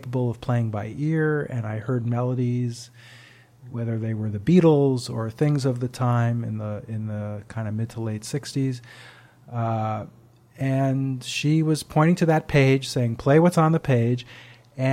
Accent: Great Neck, New York, United States; my hometown of Great Neck, Long Island

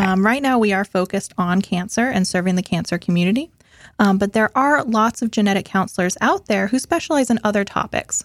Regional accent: Massachusetts, United States; moved away as an adult; also born or lived in Richmond, Virginia; now in Florida, United States; I'm originally from Massachusetts, um, born and raised

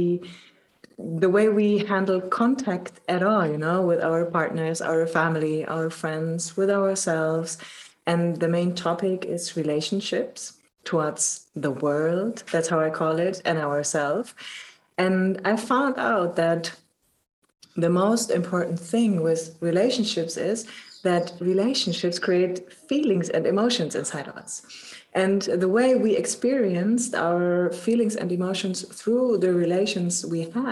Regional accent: Germany; I'm from Germany and I work as a coach since already 8 years

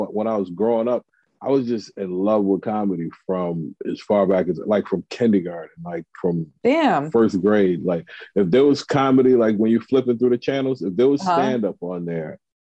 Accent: Hartford, Connecticut, United States; moved away; also born or lived in New York; I'm from Connecticut originally, Hartford, Connecticut.

